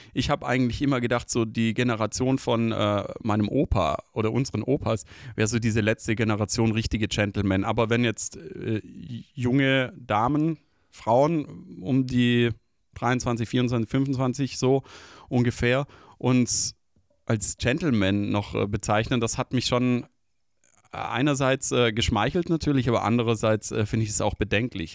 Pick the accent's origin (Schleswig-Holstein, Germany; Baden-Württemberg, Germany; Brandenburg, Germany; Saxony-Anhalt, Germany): Baden-Württemberg, Germany; Stuttgart; Liebe meine Heimatstadt